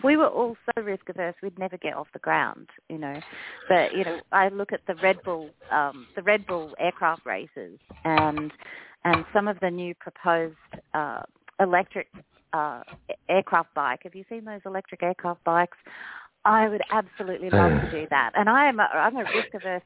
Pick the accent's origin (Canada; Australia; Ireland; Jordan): Australia; now in United States; I'm an Australian